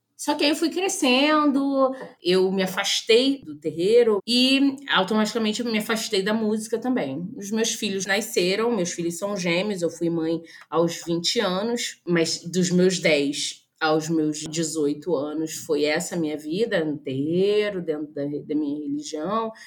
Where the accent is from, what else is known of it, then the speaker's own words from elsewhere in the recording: Niterói, Rio de Janeiro, Brazil; Eu sou nascida em Niterói, sou uma menina criada num terreiro de candomblé